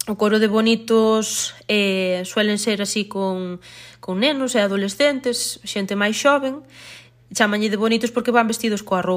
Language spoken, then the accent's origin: Galician; Teo, Galicia, Spain; son de Bamonde, de Teo, Pamón é unha parroquia de Teo